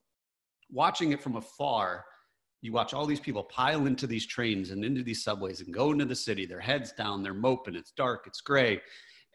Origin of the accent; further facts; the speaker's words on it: Michigan, United States; I grew up in Michigan, very blue collar